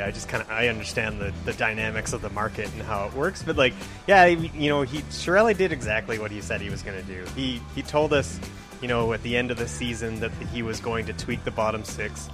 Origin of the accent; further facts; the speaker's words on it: Alberta, Canada; I'm a uh, graphic designer here in the uh, the city of Edmonton, and uh, I've uh, I'm born and raised in Alberta